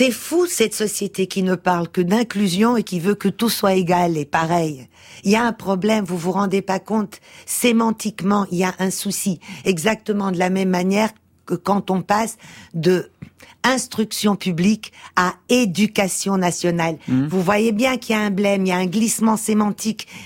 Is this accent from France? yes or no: no; Portugal; born there; moved away; Je suis née au Portugal. Je suis une immigrée mmh. portugaise avec aussi ce que ça veut dire d'une famille de de 68 arts